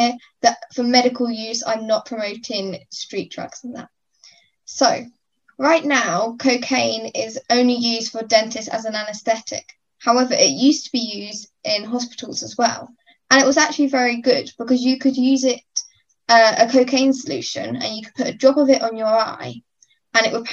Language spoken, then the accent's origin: English; Cambridge, East of England, United Kingdom; I am from Cambridge